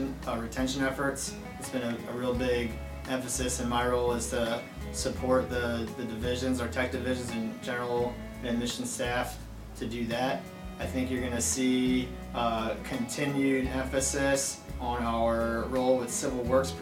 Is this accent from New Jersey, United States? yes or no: no; Long Island, New York, United States; moved away; I'm a native New Yorker. I'm born and raised on Long Island.